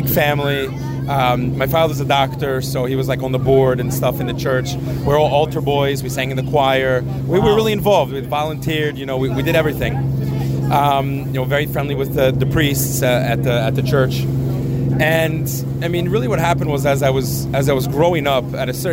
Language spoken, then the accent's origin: English; York, Pennsylvania, United States; I grew up in York, Pennsylvania, a small city in southern PA